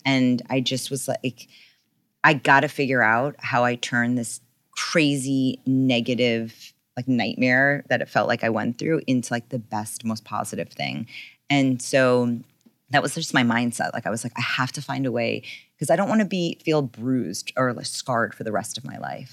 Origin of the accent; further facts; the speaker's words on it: New York, United States; also born or lived in California; I grew up in New York